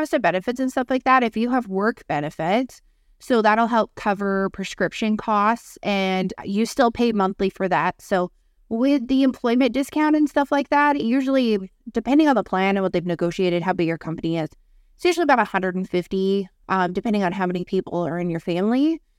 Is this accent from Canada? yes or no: yes; Canada; when it comes to, like, healthcare and being Canadian and stuff like